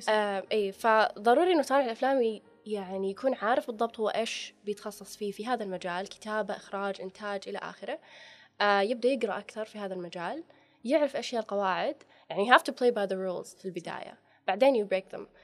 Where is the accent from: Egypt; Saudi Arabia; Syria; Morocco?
Saudi Arabia; إحنا عندنا في السعودية